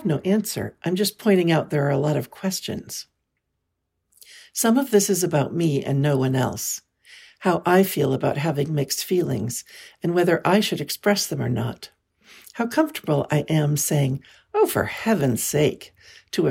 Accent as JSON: {"language": "English", "region": "California", "country": "United States", "tie": "born or raised there", "said": "I was born and raised in California"}